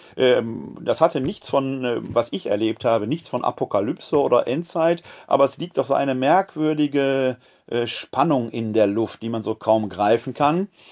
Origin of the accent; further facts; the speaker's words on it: West Germany, Germany; now in Wuppertal, Germany; als äh, Westdeutscher